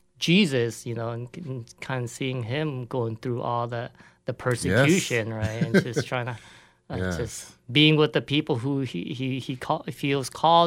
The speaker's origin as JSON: {"language": "English", "region": "California", "country": "United States", "moved": "yes", "said": "I'm from California originally."}